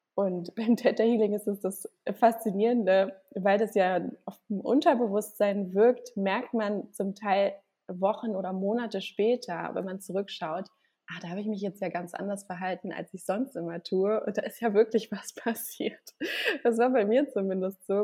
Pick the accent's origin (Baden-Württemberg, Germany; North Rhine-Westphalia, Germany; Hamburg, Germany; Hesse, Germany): Hamburg, Germany; moved away as an adult; now in Gran Canaria, Spain; ich komme gebürtig aus Hamburg und bin aber jetzt seit ja, anderthalb Jahren auf Gran Canaria